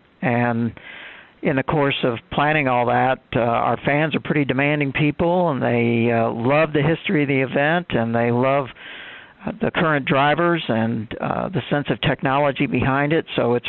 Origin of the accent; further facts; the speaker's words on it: Indianapolis, Indiana, United States; And I grew up in Indianapolis.